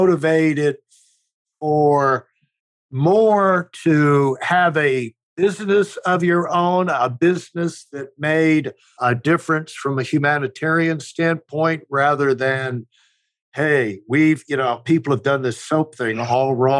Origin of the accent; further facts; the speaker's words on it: Washington, District of Columbia, United States; I was born in Washington, D.C.